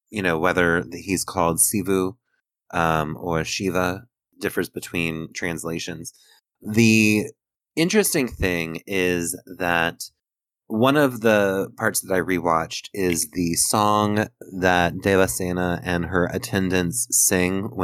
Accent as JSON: {"language": "English", "country": "United States"}